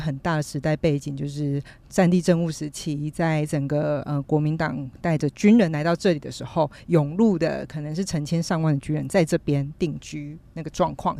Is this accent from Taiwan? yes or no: yes; southern Taiwan, Taiwan; 那其实对于北部的或者是台中，其实是很方便的一个距离，但对于我们南部人来说，真的是有点辛苦哦。